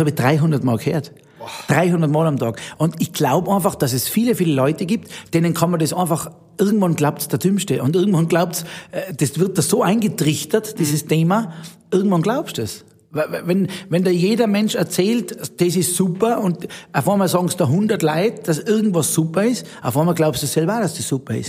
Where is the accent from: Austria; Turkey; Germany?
Austria; Zillertal, Tyrol; accent: Tyrolean dialect; moved away as an adult; now in Zug, Switzerland; meine Heimat Tirol und Stillerdal